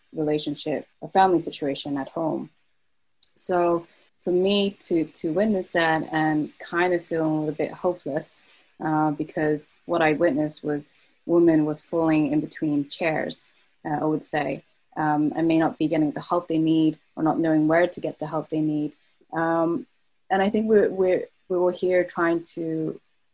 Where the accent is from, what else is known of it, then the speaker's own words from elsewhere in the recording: United Kingdom; accent: British; moved away as an adult; now in Norway; You probably could hear from my accent, British. So I actually am a Brit, but my parents are from Hong Kong. So I'm referred to as a second generation immigrant in the UK.